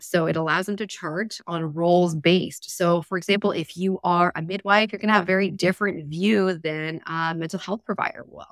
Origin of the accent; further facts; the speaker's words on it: Alberta, Canada; I grew up in Alberta in a rural area